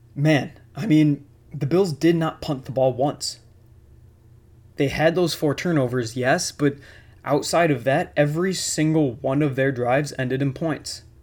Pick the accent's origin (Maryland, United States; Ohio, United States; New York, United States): New York, United States; Buffalo; born and raised in Buffalo